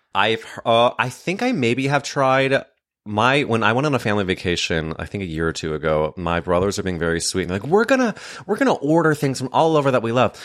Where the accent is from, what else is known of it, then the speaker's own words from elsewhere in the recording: St. Louis, Missouri, United States; I grew up in St. Louis, Missouri